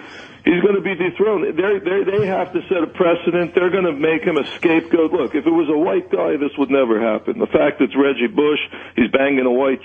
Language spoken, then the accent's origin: English; Montreal, Quebec, Canada; Montreal, my hometown